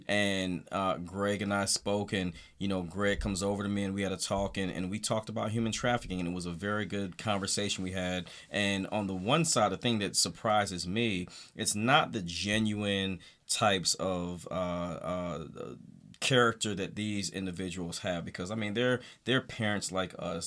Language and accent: English; the South, United States; growing up in the South